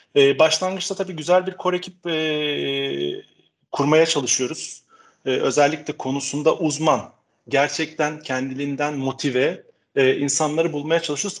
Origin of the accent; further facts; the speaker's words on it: Istanbul, Turkey; also born or lived in Netherlands; 73 yılında İstanbul'da doğdum. Ee, bütün eğitim sürecimi İstanbul'da tam, tamamladım